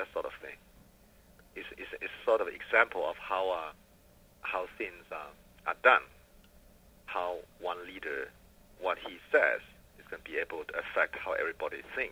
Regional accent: China; moved away as an adult; now in United States; when I was growing up in China

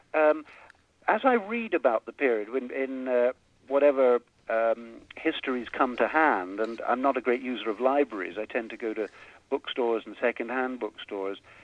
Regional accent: England, United Kingdom; moved away as an adult; now in United States; growing up in England

